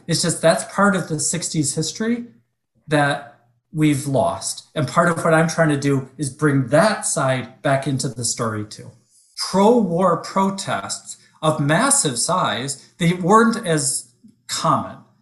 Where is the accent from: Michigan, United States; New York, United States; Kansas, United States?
Michigan, United States; Detroit; moved away; I was born and raised in Detroit